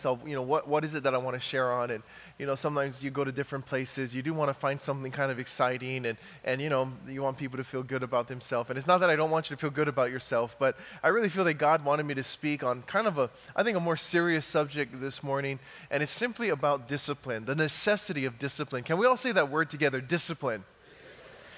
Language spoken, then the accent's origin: English; Big Island of Hawaii, United States; I'm from Hawaii, from the big island of Hawaii